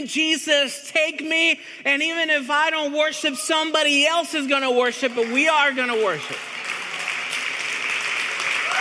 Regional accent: Venezuela; moved away; I'm from Venezuela, which is like an 8-hour plane ride from Argentina

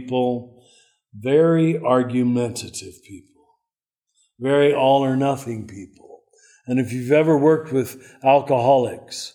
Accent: Kansas, United States; moved away; also born or lived in Cincinnati; I'm from Kansas

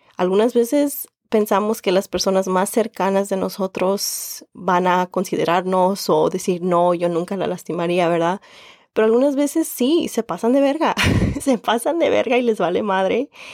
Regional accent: Mexico; first language Spanish; also born or lived in Indiana; now in Chicago, United States; soy mexicana con mucho orgullo

